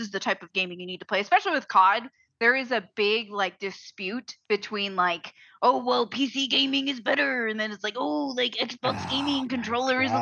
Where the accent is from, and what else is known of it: Southern, United States; accent: Southern